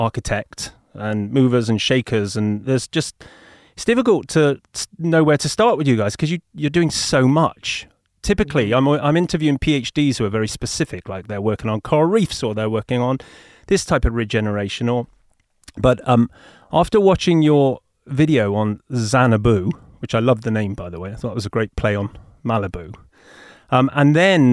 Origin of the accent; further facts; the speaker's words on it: United Kingdom; accent: English; also born or lived in Los Angeles; you're in my home country of the UK, right now?